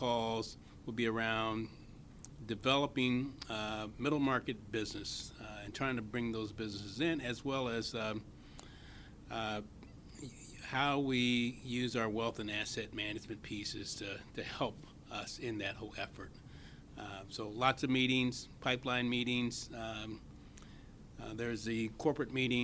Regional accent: Columbus, Ohio, United States; I grew up in Central Ohio

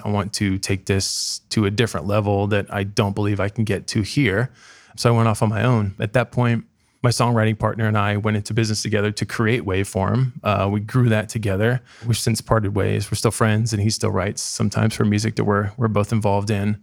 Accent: Dayton, Ohio, United States; also born or lived in Columbus; I'm from Dayton originally. Um, I currently live there just to be closer to family.

